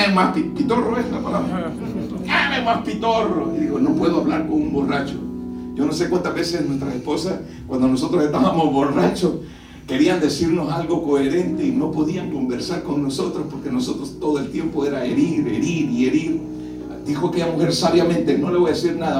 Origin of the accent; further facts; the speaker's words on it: El Salvador; now in Maryland, United States; Yo soy del país del Salvador